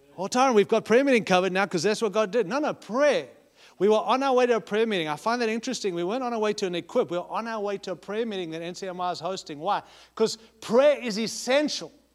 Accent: United States

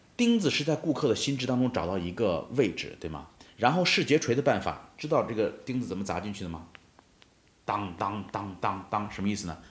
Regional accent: China; 我们中国人

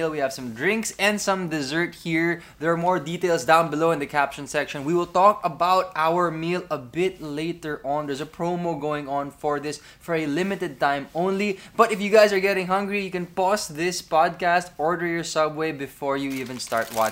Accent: Philippines; Which, as a Filipino, I would never ever pronounce this word as chipotle.

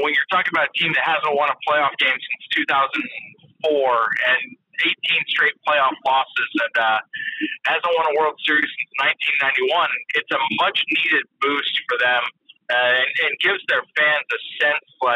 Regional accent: the Bay Area, California, United States; I grew up in the Bay

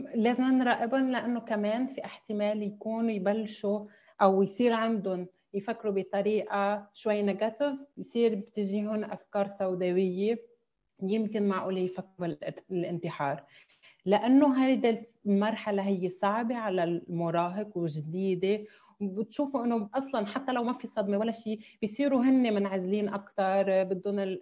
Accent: Lebanon; moved away as an adult; also born or lived in Amman, Jordan; now in Dubai, United Arab Emirates; نحن كلبنانيين

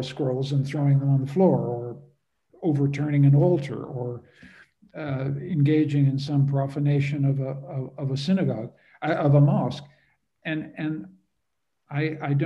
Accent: Canada; also born or lived in Europe; I'm a Canadian

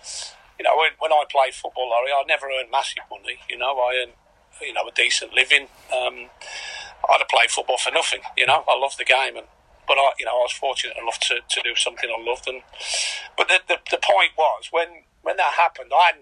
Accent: Birmingham, West Midlands, United Kingdom; moved away as an adult; also born or lived in Caerphilly; now in Carlisle, United Kingdom; I'm from Birmingham

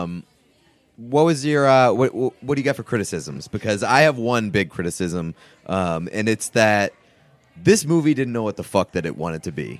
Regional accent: New England, United States; I'm from New England

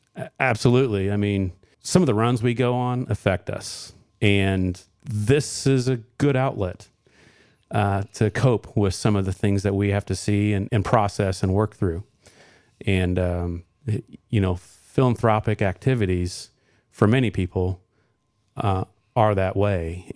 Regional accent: Johnson County, Indiana, United States; I grew up in Johnson County. I, I'm a graduate of Center Grove Community School Corporation

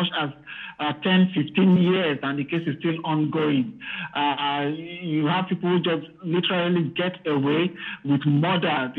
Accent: Nigeria; now in United Kingdom

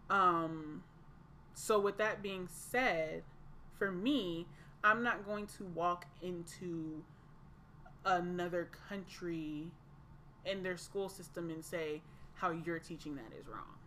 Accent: Atlanta, Georgia, United States; I am from Atlanta, Georgia

